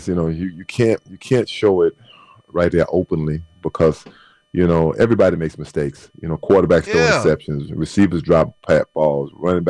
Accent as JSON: {"language": "English", "region": "Texas", "country": "United States", "said": "I am from Texas. I am from Texas."}